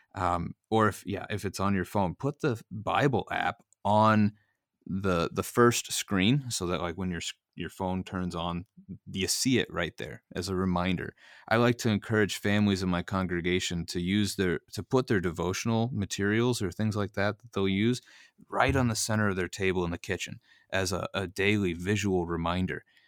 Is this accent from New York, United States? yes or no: no; Missouri, United States; growing up in Missouri and living in Missouri